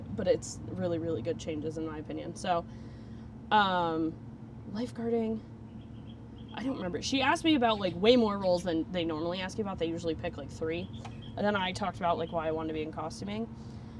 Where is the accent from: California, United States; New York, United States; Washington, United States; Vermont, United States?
Vermont, United States; moved away as an adult; now in Florida, United States; I'm from Vermont, and Vermont is beautiful, but in the 22 years I lived there